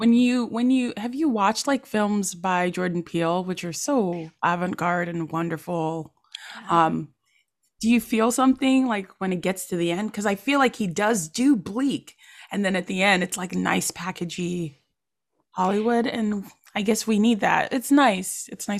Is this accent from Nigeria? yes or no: yes; Abeokuta, Ogun State, Nigeria; moved away; also born or lived in Ilesha; I am a Yoruba. I am, you know, I know exactly I'm from Abeokuta. I'm also from Ilesha land.